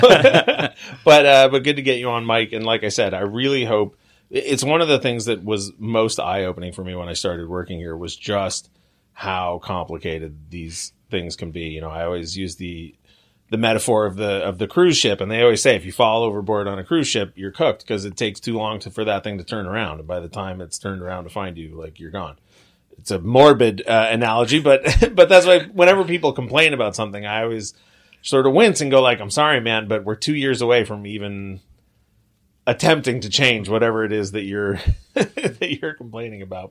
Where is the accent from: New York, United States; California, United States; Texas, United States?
California, United States; Long Beach; grew up in Long Beach